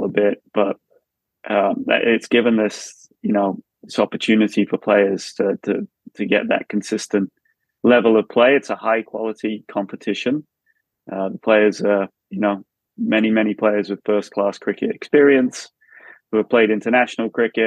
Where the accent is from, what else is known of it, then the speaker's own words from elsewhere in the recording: Brighton, South East England, United Kingdom; moved away as an adult; now in United States; I grew up in Brighton, about 5 minutes from the ground in Hove there.